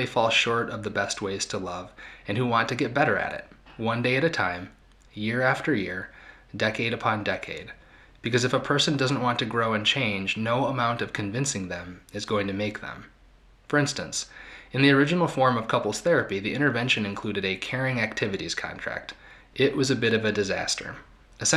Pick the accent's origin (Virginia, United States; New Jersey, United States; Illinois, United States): Illinois, United States; Ronald Reagan's hometown; I was raised in Ronald Reagan's hometown